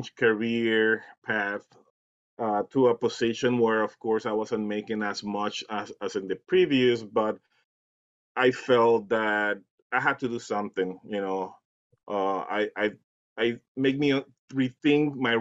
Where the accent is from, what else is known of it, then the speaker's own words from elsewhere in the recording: Puerto Rico; also born or lived in Dominican Republic; now in Eagan, Minnesota, United States; I'm from Puerto Rico, but I also live around 7 years in the Dominican Republic